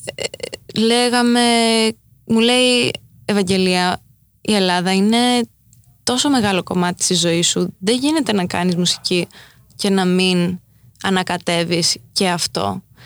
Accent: New York, United States; also born or lived in Crete, Greece; έτσι μεγάλωσα ανάμεσα σε αυτές τις δύο κουλτούρες ε, κοντά στη Νέα Υόρκη αλλά και στο χωριό στη Κρήτη

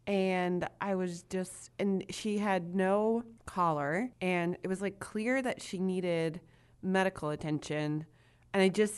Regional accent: Indianapolis, Indiana, United States; I'm from Indianapolis to be exact.

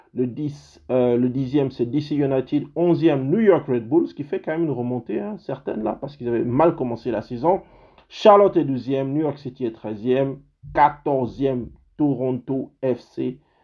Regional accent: Gabon; now in Canada; dans mon pays, parce que je suis canadien, mais je suis aussi gabonais

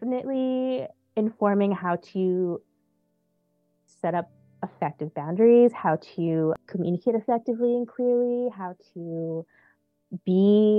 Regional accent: New York City, New York, United States; I'm born and raised in Queens, New York.

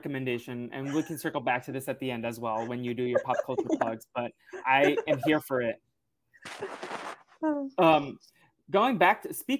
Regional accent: New England, United States; now in Los Angeles, United States; I grew up in New England

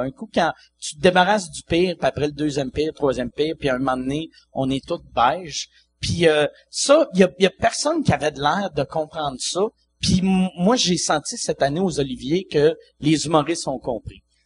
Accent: Quebec City, Quebec, Canada; je viens de Québec

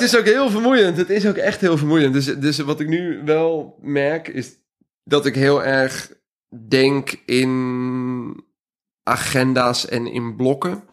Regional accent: South Holland, Netherlands; het dorp waar ik vandaan kom

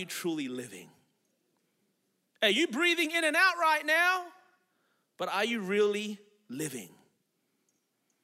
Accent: Melbourne, Victoria, Australia; now in Anderson, United States; I was born and raised in Melbourne, Australia

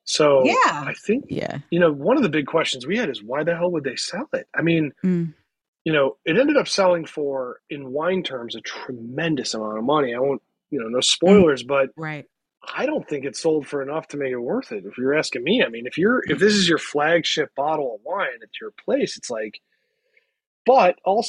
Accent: Cleveland, Ohio, United States; I'm from Cleveland. He's from Cleveland.

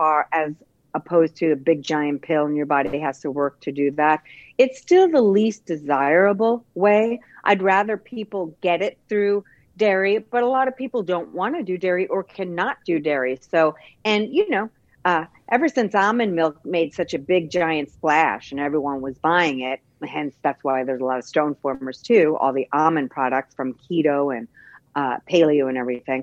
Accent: Bay Shore, New York, United States; moved away; I'm originally from New Long Island, too, Bayshore, New York

